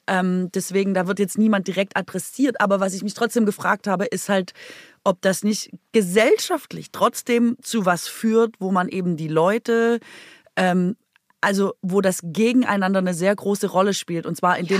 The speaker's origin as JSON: {"language": "German", "region": "Baden-Württemberg", "country": "Germany", "tie": "born or raised there", "moved": "yes", "said": "von meiner Heimat"}